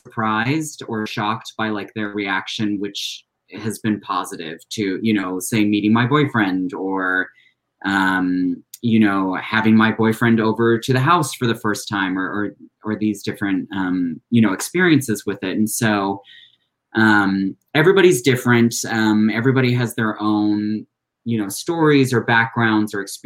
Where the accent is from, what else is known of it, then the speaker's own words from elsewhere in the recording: Santa Barbara County, California, United States; moved away as an adult; now in Egypt; I grew up here in California, up in Santa Barbara County